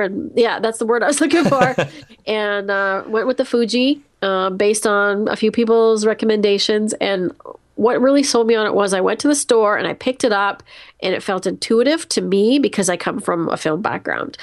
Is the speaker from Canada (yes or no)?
yes; Canada; I'm Canadian